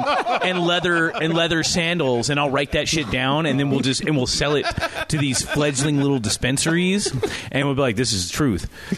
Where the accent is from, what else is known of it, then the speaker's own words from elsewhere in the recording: Seattle, Washington, United States; I'd say, oh, from Seattle.